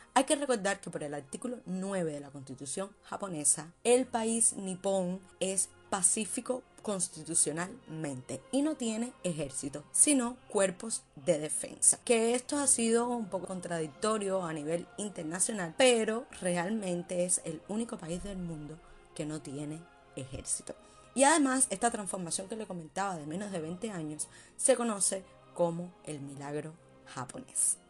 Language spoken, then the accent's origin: Spanish; Cuba; como cubana me siento muy orgullosa